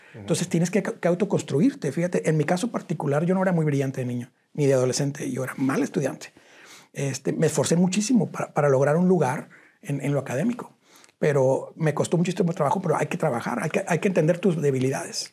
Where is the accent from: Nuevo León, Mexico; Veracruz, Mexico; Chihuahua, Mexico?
Nuevo León, Mexico; Cadereyta Jiménez; also born or lived in Monterrey; yo nací en Cadereita Nuevo León